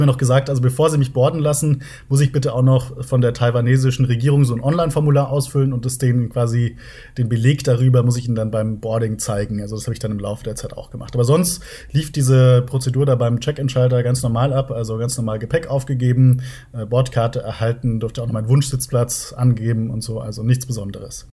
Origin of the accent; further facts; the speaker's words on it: near Munich, Bavaria, Germany; Ich komme aus der Nähe von München